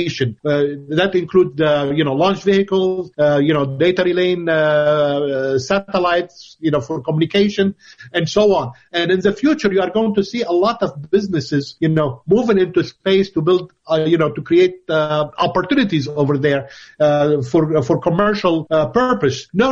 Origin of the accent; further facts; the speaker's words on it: Lebanon; moved away as an adult; also born or lived in Grenoble, France; I originated in Lebanon. I was born in Lebanon